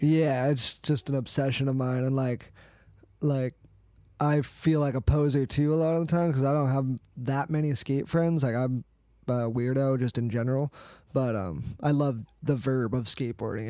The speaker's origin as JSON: {"language": "English", "area": "East Valley", "region": "Arizona", "country": "United States", "tie": "born or raised there", "said": "I'm from Arizona. I've lived in the East Valley my whole life"}